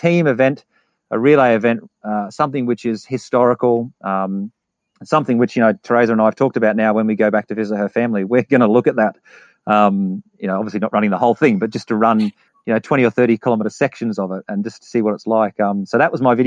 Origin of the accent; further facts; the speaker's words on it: England, United Kingdom; I'm from England.